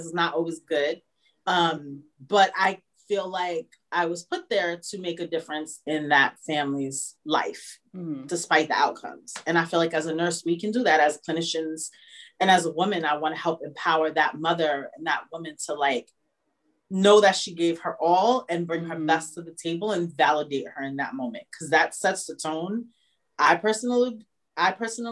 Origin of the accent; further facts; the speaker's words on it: New York, United States; we're from New York